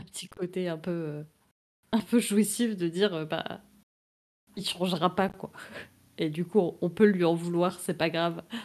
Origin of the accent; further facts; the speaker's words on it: France; Je suis française